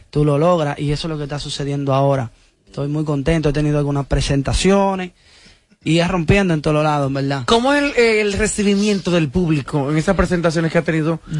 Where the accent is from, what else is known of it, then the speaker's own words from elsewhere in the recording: Bonao, Monseñor Nouel, Dominican Republic; Vengo de Bonao.